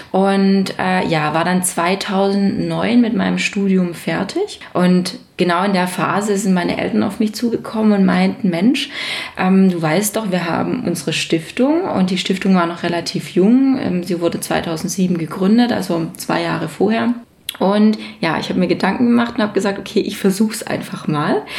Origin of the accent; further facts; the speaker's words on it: Mundelsheim, Baden-Württemberg, Germany; Ich komme aus der Nähe von Stuttgart, genauer gesagt aus einem wirklich schönen Weindorf äh, in also Mundelsheim.